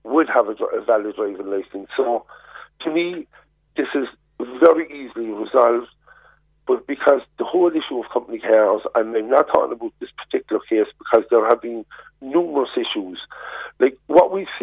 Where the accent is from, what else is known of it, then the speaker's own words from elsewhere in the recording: Cork, Munster, Ireland; I come from Harvey Road. My father still lives there